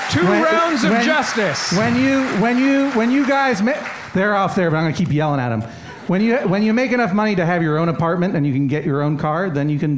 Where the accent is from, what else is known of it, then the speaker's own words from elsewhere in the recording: New England, United States; but I'm from New England, that's a term of affection in New England.